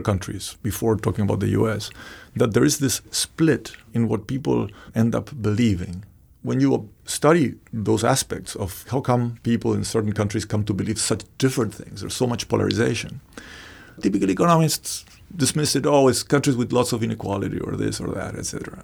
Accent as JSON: {"language": "English", "country": "Argentina", "tie": "born or raised there", "moved": "yes", "said": "I, I was born in Argentina"}